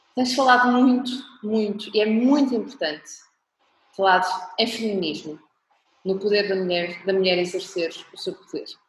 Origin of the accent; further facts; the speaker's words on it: Portugal; Eu sou portuguesa, nós aqui em Portugal